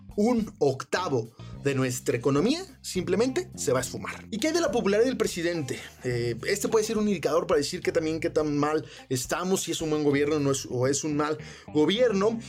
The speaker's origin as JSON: {"language": "Spanish", "town": "Guadalajara", "region": "Jalisco", "country": "Mexico", "tie": "born or raised there", "said": "mi ciudad natal, Guadalajara"}